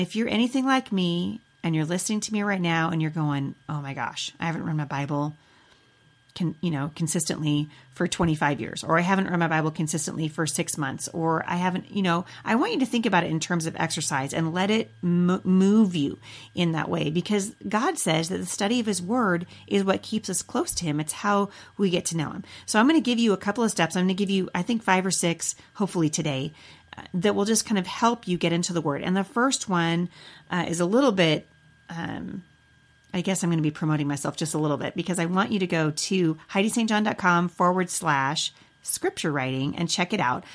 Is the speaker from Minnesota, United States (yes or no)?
no; Boring, Oregon, United States; also born or lived in Portland, Oregon / Vancouver, Washington; now in Battle Ground, United States; I was born in Portland and I grew up in Boring